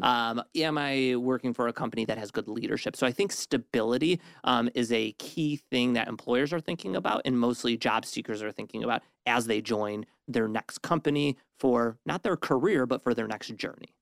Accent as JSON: {"language": "English", "town": "Detroit", "region": "Michigan", "country": "United States", "said": "I'm from Detroit"}